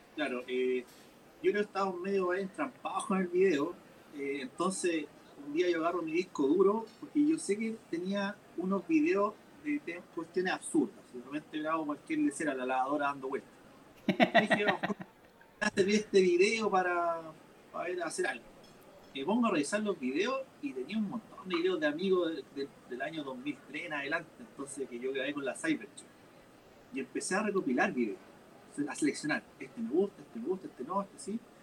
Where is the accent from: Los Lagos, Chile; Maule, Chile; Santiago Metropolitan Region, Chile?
Maule, Chile; Curicó; now in Talca, Chile; al menos yo acá en Talca, también yo que mencionar que vengo de Curicó